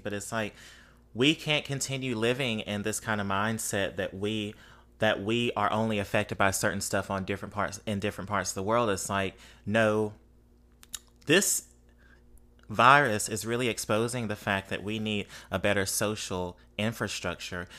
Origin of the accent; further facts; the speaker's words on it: Mississippi, United States; now in New Orleans, United States; I grew up in Mississippi